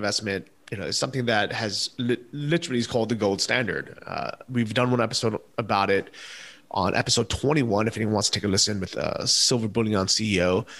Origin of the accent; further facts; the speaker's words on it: United States; But as an American